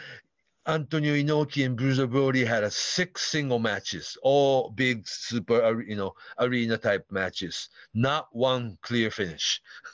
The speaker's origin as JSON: {"language": "English", "town": "Aoyama", "region": "Tokyo", "country": "Japan", "tie": "born or raised there", "said": "anyhow, so I grew up in Aoyama, so I don't know how just like how big of a deal NWA World Title match was"}